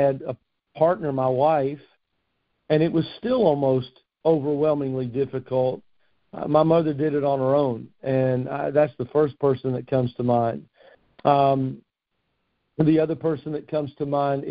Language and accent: English; Fort Knox, Kentucky, United States; moved away as an adult; now in Morehead City, United States; I grew up around Fort Knox.